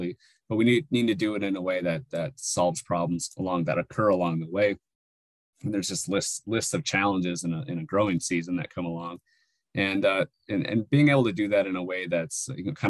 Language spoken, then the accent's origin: English; Northwest New Mexico, United States; moved away as an adult; also born or lived in Alaska / California; now in Arizona, United States; I grew up in Northwest New Mexico at around almost 7,000 feet elevation